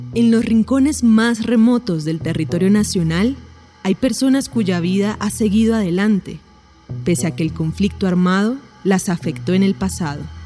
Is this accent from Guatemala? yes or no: no; López de Micay, Cauca, Colombia; now in Bogotá, Colombia; Nací en López de Micay, Cauca, cerca del Timbiquí